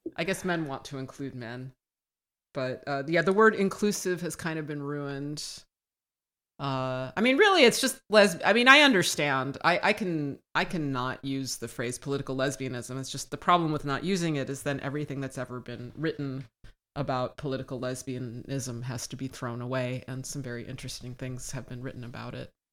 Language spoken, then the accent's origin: English; United States; born and raised in the United States